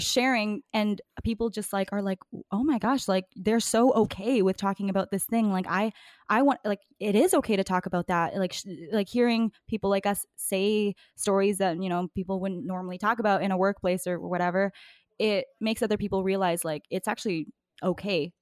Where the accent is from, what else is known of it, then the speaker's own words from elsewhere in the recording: East Coast, Canada; accent: East Coast; now in Vancouver, Canada; when I first moved to Vancouver, I think it's just, like, my East Coast accent